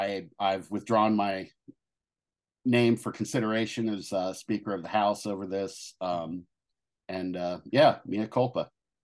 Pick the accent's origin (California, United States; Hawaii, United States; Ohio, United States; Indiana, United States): Ohio, United States; accent: southern; I'm from Ohio, but for some reason I have kind of a southern accent.